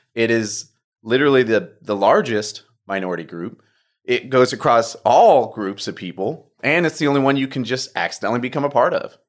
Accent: Humble, Texas, United States; also born or lived in Oklahoma / Phoenix, Arizona / New York; I was born in Humble, so I'm a local boy.

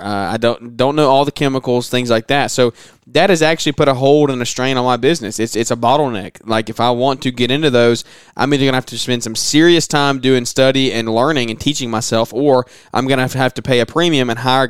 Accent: the South, United States; because I'm from the South, so it never comes to mind.

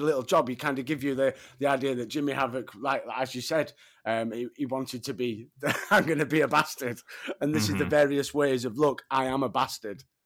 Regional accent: Sheffield, Yorkshire and the Humber, United Kingdom; Sheffield, my hometown

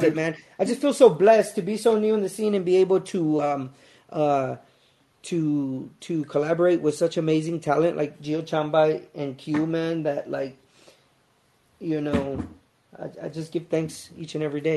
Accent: Los Angeles, California, United States; moved away as an adult; now in San Antonio, United States; I was born and raised in L.A.

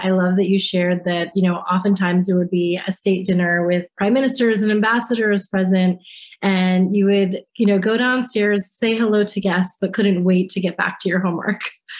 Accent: DC, Maryland, United States; also born or lived in Washington, D.C.; I grew up in Maryland in DC

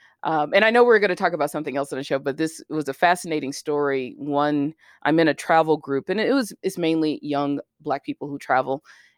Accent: Birmingham, Alabama, United States; I also know it's very unique to where I grew up in Birmingham, Alabama, like around all these people that were part of the civil rights movement and stuff like that.

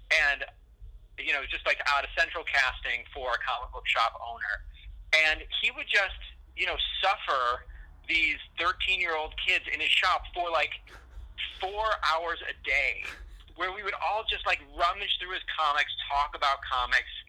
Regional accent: Buffalo, New York, United States; I grew up in Buffalo

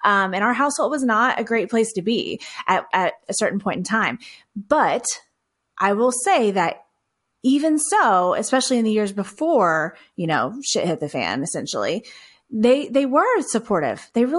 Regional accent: Texas, United States; I come from Texas. I still live in Texas. I actually live in the city of Houston now, and with my husband and our two kiddos

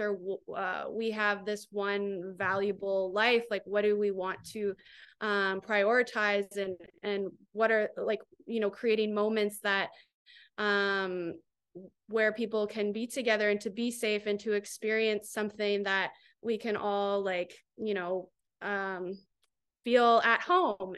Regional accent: Grand Bend, Ontario, Canada; also born or lived in Toronto; I'm from Grand Bend

